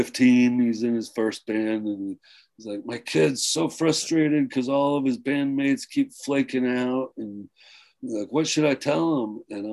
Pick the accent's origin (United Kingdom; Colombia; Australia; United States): United States; Flint, Michigan; I was from Flint, so you gotta have … in there.